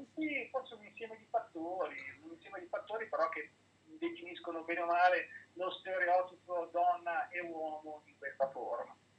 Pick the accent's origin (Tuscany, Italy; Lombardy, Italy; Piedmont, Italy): Piedmont, Italy; Biella; della mia città natale, quindi nella città di Biella